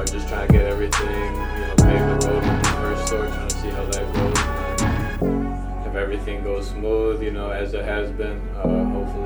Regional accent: West Chicago, Illinois, United States; also born or lived in Michoacán, Mexico / Aurora, Illinois; I'm from Mexico. My whole family was. I came over here when I was 3, and then we've been chilling in West Chicago for a little bit, and then we moved out to Aurora

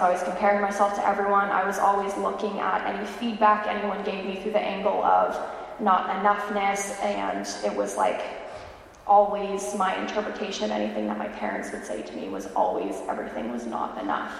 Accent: California, United States; moved away as an adult; now in Raleigh, United States; I was born and raised in California

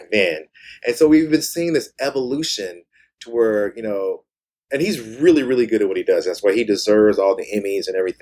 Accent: Kansas, United States; moved away; also born or lived in Washington / California; We're both from Kansas, both went to school in Washington, moved to California

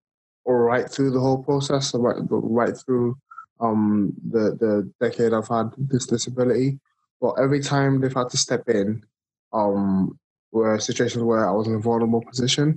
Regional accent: Nigeria; moved away as an adult; now in United Kingdom; I was born and raised in Nigeria, moved to the UK. This is just over a decade ago.

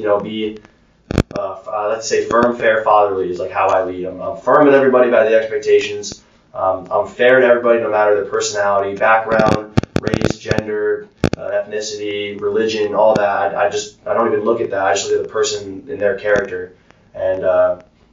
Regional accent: Clifton Park, New York, United States; moved away as an adult; also born or lived in Albany, New York; now in Charleston, United States; I am from Clifton Park, New York. I went to a small military high school in Albany, New York

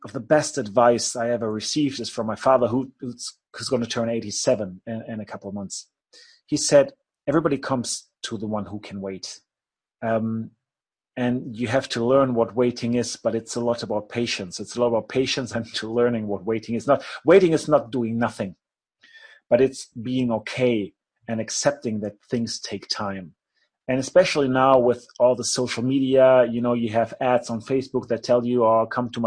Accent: Germany

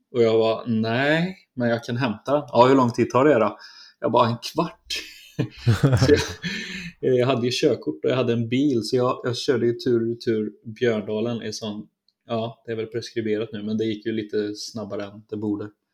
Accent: Trollhättan, Västra Götaland, Sweden; lilla pojken från Trollhättan

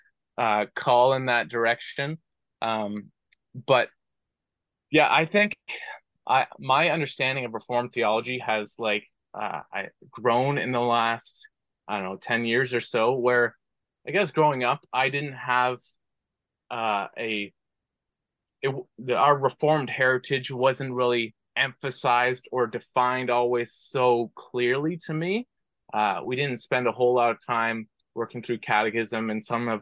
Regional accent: Brampton, Ontario, Canada; I was born and raised in Brampton, Ontario

